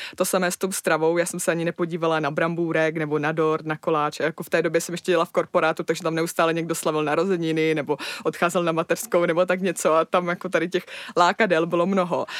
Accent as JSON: {"language": "Czech", "region": "Moravia", "country": "Czechia", "said": "já pocházím z Moravy"}